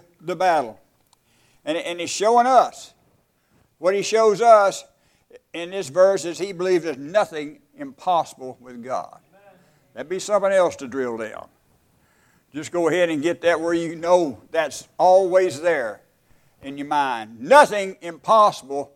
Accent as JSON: {"language": "English", "region": "West Texas", "country": "United States", "tie": "born or raised there", "said": "where I was raised in West Texas."}